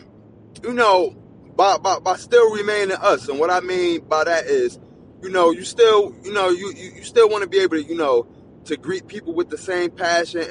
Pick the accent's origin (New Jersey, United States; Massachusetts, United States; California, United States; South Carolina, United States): New Jersey, United States; Where I'm from New Jersey